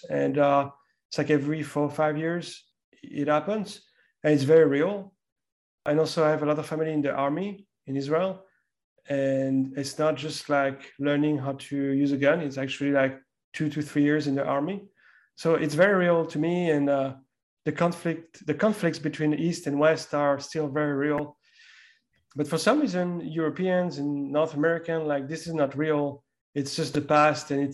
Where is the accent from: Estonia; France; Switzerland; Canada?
France; me growing up in France